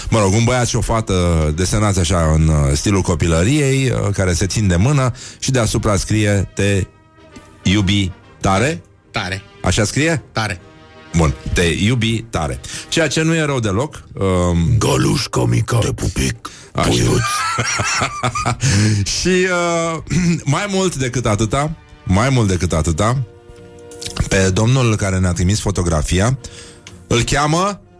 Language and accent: Romanian; Zalău, Sălaj County, Romania; sunt din Zalău, sunt din Zalău